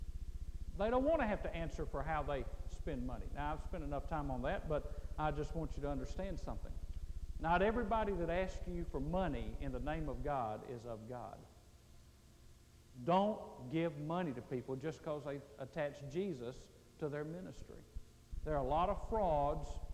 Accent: Mississippi, United States; I was raised in Mississippi

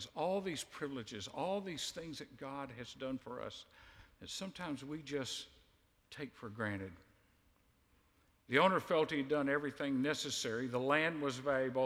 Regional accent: United States; You and I are in a privileged position as an American

